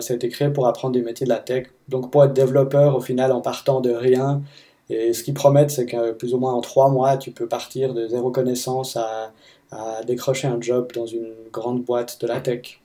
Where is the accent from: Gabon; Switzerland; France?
Switzerland; Fribourg; moved away as an adult; now in Seattle, United States; je viens de Fribourg, en Suisse, et j'habite à Seattle depuis une année et demie environ